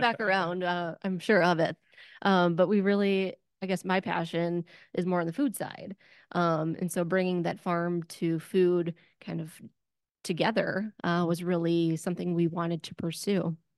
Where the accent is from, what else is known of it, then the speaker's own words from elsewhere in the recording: Wisconsin, United States; I'm from Wisconsin